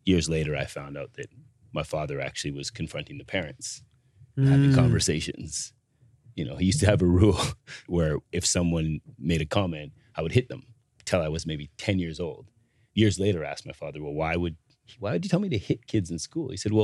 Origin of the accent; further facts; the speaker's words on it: interior of British Columbia, Canada; I grew up in the interior of British Columbia